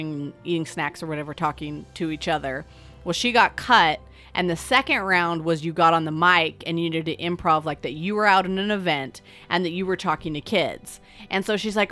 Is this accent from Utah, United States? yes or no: yes; Salt Lake City, Utah, United States; my hometown of Salt Lake